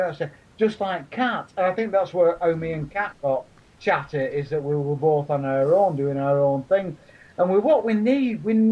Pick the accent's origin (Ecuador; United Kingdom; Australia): United Kingdom; Leigh, North West England; I've got a shit language of voice because I come from Lee. You must be able to tell the difference in yours and mine. I'm a Wiganer